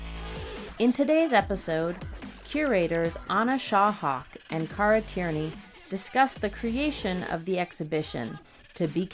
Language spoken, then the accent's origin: English; Montreal, Quebec, Canada; now in Ottawa, Canada; I was raised in Jojage, so-called